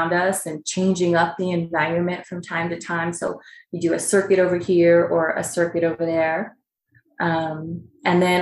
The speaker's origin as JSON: {"language": "English", "town": "Palm Springs", "region": "California", "country": "United States", "tie": "born or raised there", "moved": "yes", "lives_now": "Arizona, United States", "said": "I grew up in Palm Springs, California"}